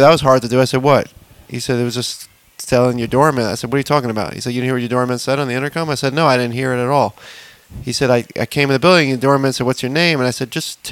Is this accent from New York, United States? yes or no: yes; New York City, New York, United States; I don't have a New York accent. I'm from Manhattan